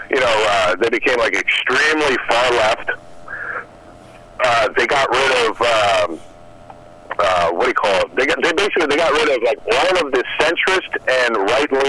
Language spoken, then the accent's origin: English; New York, United States; I'm from New York.